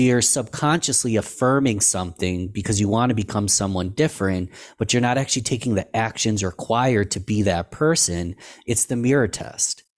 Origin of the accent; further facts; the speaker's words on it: Rochester, New York, United States; in my hometown, Rochester, New York.